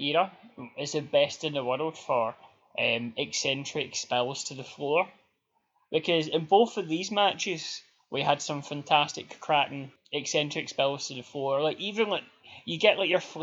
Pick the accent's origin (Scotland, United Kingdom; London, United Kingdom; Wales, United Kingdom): Scotland, United Kingdom; Glasgow; I'm from Glasgow